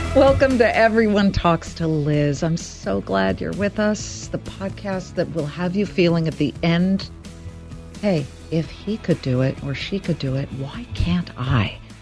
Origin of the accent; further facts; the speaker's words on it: Beverly Hills, California, United States; I'm from Beverly Hills.